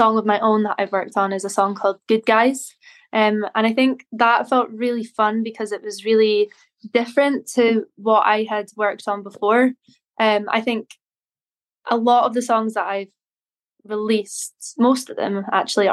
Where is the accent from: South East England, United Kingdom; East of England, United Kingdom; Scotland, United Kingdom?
Scotland, United Kingdom; Inverness; moved away as an adult; now in Glasgow, United Kingdom; I am originally from Inverness, and I grew up there, went to school there